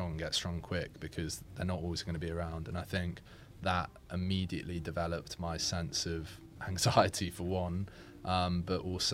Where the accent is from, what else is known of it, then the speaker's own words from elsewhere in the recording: Shropshire, West Midlands, United Kingdom; also born or lived in Doha, Qatar; now in Brentford, United Kingdom; growing up in Shropshire